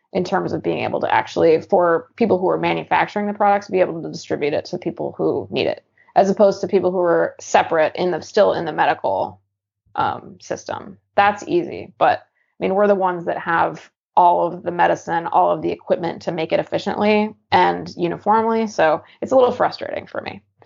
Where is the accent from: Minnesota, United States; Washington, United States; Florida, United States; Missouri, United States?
Washington, United States; Eastern; now in Portland, United States; growing up in Eastern Washington, super unfriendly